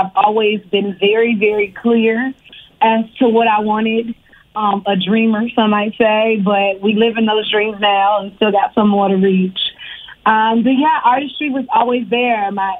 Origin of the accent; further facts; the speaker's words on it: Richmond, Virginia, United States; also born or lived in Harlem, New York; I was born in New York, in Harlem, but I grew up in Virginia. I grew up in Richmond, Virginia, the 804.